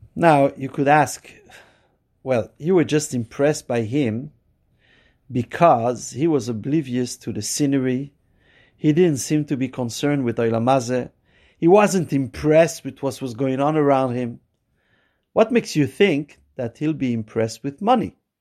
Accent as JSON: {"language": "English", "town": "Montreal", "region": "Quebec", "country": "Canada", "said": "I'm from Montreal"}